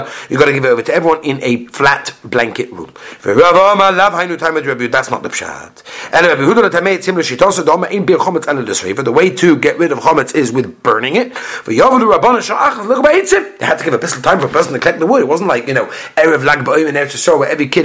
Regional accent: England, United Kingdom; I'm from England.

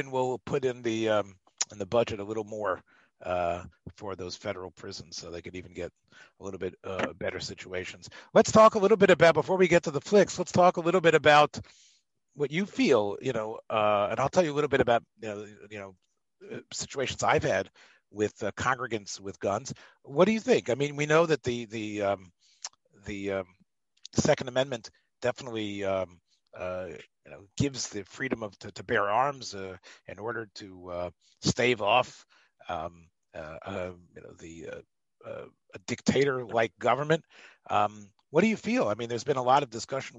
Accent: the South, Southern United States, United States; I am a Southern boy, and where I come from, there's parks named after Nathan Bedford Forrest

